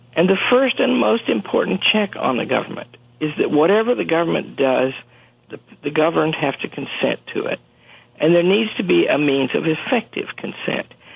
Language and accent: English; United States; I'm an American